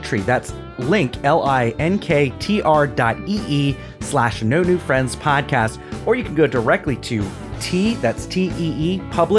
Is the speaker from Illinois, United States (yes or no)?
no; Florida, United States; we're from Florida